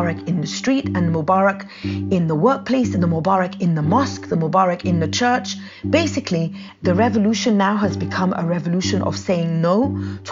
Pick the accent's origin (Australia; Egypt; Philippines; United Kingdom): Egypt; moved away as an adult; also born or lived in United States; I'm an Egyptian-American feminist and writer of Feminist Giant newsletter. I was born in Egypt and I moved to the US in 2000, and I've been moving back and forth between Egypt and the US since